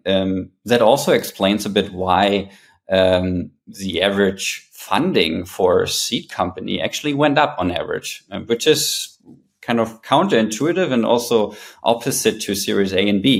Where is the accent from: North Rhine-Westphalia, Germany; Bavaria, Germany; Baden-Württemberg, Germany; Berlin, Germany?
Berlin, Germany; moved away as an adult; also born or lived in New York; prior to coming back to my hometown Berlin, I also spent 10 years in New York